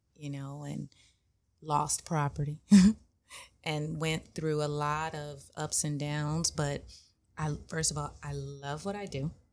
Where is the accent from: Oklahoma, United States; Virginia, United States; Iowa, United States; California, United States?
California, United States; Inglewood; I grew up in Inglewood